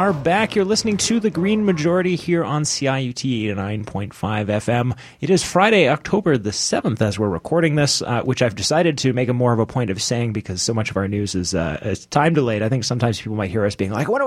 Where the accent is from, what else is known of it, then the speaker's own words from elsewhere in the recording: Canada; I love being a Canadian